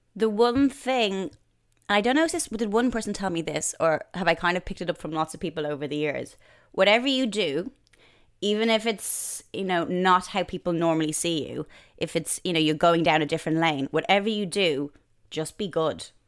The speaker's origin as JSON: {"language": "English", "area": "just outside Dublin", "region": "Leinster", "country": "Ireland", "tie": "born or raised there", "moved": "as an adult", "lives_now": "London, United Kingdom", "said": "just outside Dublin where I grew up"}